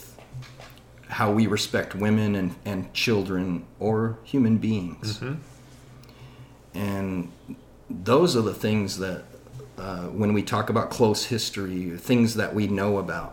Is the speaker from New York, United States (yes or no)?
no; Arizona, United States; We're from Arizona